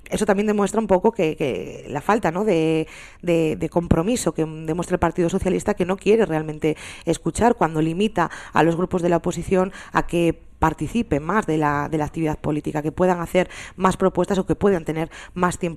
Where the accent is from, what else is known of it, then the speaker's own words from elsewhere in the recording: Spain; yo como una, como una ciudadana más, como una española más, estaba desencantada con la situación política que, teníamos en general en España y en particular aquí en, Asturias.